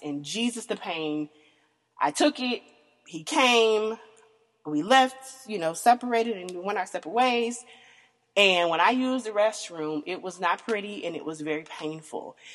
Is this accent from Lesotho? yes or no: no; the South, United States; I am born and raised in the South, um, country girl